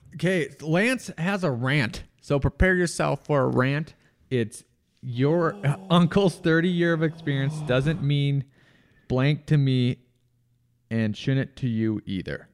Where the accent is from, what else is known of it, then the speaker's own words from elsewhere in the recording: Rochester, United States; my hometown in Ro-, Rochester